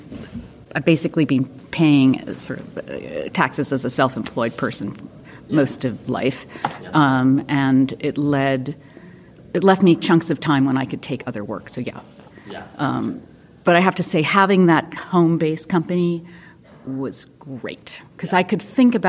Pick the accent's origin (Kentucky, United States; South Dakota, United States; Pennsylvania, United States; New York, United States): New York, United States; New York City; born or raised there; moved away as an adult; also born or lived in Houston